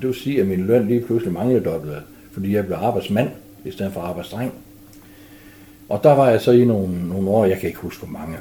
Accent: Frederikshavn, North Denmark Region, Denmark; also born or lived in Hjørring; så flyttede vi til Frederikshavn, og der har jeg stort set boet siden.

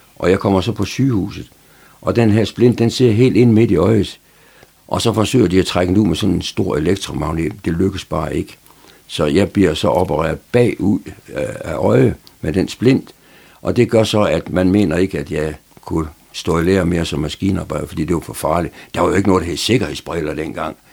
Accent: Aarhus, Central Denmark Region, Denmark; moved away as an adult; also born or lived in Horsens; now in Frederikshavn, Denmark; jeg er født i Horsens, men, men, men det kan jeg slet ikke huske noget som helst om. Så er, er mine forældre, de er de flyttede så hurtigt til Aarhus, så, så min opvækst, den er sådan set i, i Aarhus

